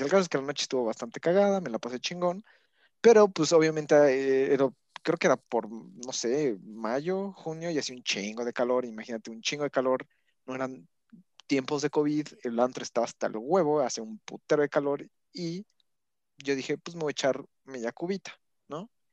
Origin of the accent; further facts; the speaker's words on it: Puebla, Mexico; siendo poblano